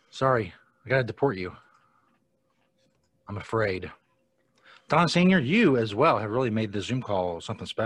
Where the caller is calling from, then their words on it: Ohio, United States; Uh, I'm near Cincinnati.